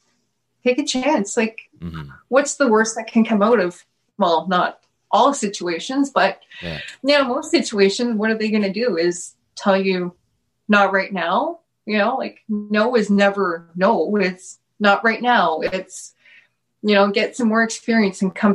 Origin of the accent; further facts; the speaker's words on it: Timmins, Ontario, Canada; moved away as an adult; now in Thunder Bay, Canada; I'm from Timmins, which is about 8 hours east from here